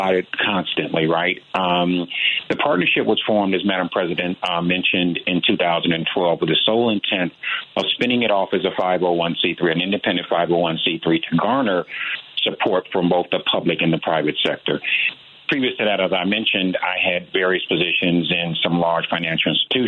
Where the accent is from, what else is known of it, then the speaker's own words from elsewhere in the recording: Chicago, Illinois, United States; Born and raised in Chicago in the Inglewood community, and this has been home for me.